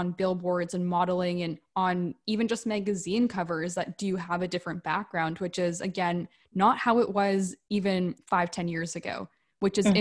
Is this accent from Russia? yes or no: no; Canada; I'm from Canada